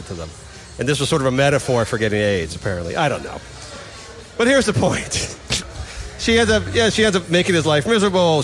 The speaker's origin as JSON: {"language": "English", "town": "San Francisco", "region": "California", "country": "United States", "tie": "born or raised there", "said": "I grew up in San Francisco"}